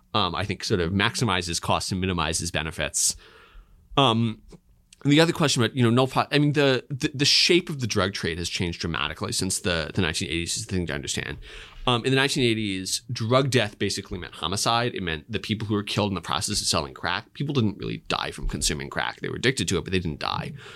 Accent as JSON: {"language": "English", "region": "Pennsylvania", "country": "United States", "said": "I'm from Pennsylvania"}